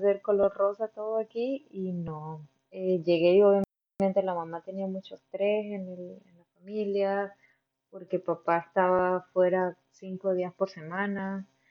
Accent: Barinas, Venezuela; moved away as an adult; also born or lived in Mérida, Venezuela / Valencia, Venezuela; now in Hamburg, Germany; De Venezuela yo vengo de Barinas, una ciudad pequeñita al occidente del país

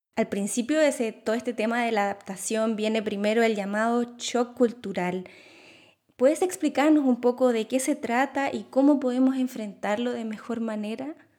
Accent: Chile; now in Germany; yo vengo de Chile

